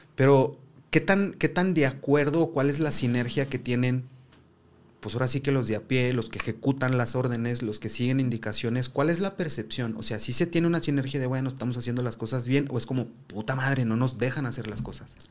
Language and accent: Spanish; Zacatecas, Mexico; vengo de Zacatecas